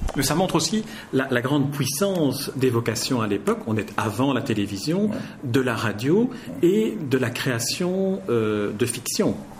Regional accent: Belgium; on est belges tous les deux

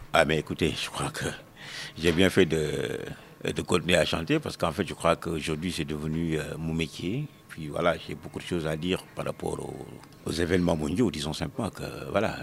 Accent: Senegal; also born or lived in Dakar; je suis sénégalais, je suis africain

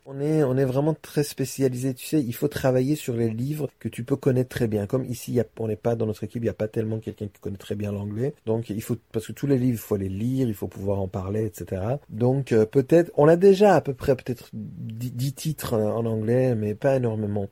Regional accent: Iran; also born or lived in France; now in Paris, France; je suis iranien et français, je suis éditeur de livres et donc j'ai une librairie à Paris

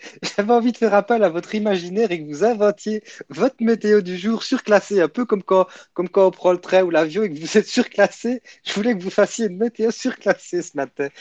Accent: Belgium; je suis de Belgique, Belgium

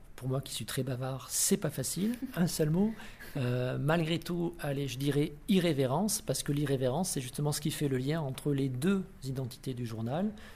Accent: the South, France; moved away as an adult; also born or lived in Paris / Reims; je suis du Sud, je suis revenu dans le Sud

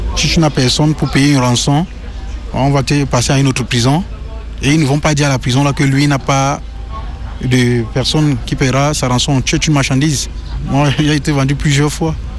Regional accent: Cameroon; moved away as an adult; now in France; Je viens du Cameroun

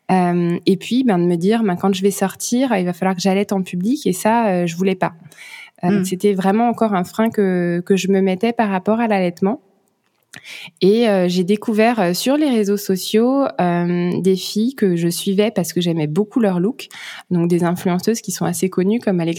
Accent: France; moved away as an adult; now in Luxembourg; j'habite au Luxembourg. Moi, je suis française, mais on s'est expatrié il y a bientôt sept ans au Luxembourg. C'est là qu'on travaille avec mon mari euh, et qu'on habite. Et donc que mon petit garçon est né.

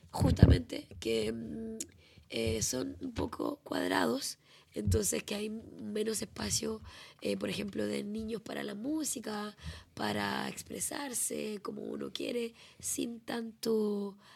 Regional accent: Chile; moved away as an adult; now in Rennes, France; Vengo de Chile. Nací en Chile y vivo hace 13 años en Rennes.

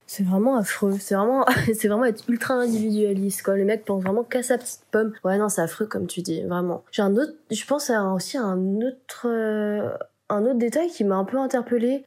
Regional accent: France; accent: French; also born or lived in Buenos Aires, Argentina; avec notre accent français

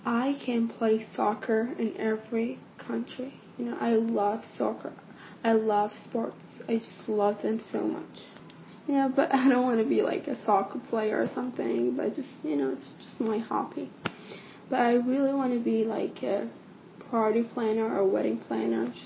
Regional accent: Saudi Arabia; now in Amman, Jordan; Hi everyone … I'm from Saudi Arabia. I'm 17 years old and I'm a senior in high school right now. I go to a school called Al Umaria in Amman, Jordan. So I live in Jordan right now.

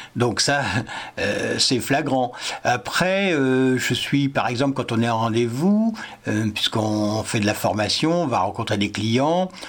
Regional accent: Paris, Île-de-France, France; moved away as an adult; je suis né à Paris pourtant et j'ai vécu 25 ans à Paris pour mon travail

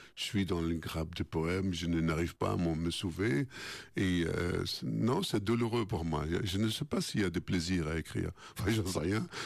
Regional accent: Baghdad, Baghdad Governorate, Iraq; moved away as an adult; now in France; chez nous à Bagdad

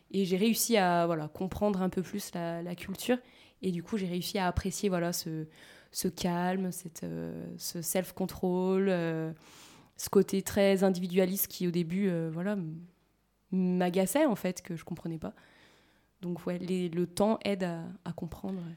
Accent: France

